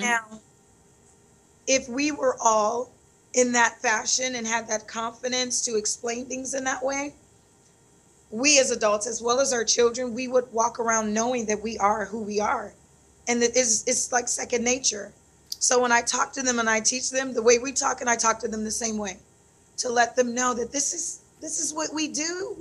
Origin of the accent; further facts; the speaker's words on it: Phoenix, Arizona, United States; moved away as an adult; also born or lived in Detroit, Michigan / Kenya; now in Vallejo, United States; born and raised in Detroit, Michigan. Um, ran over to Phoenix, Arizona, following my mom. And when I was 10, of course, I had to go with her.